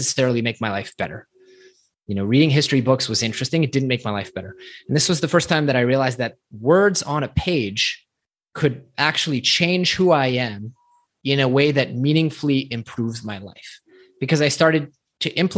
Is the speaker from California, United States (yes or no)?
yes; Silicon Valley, California, United States; growing up in Silicon Valley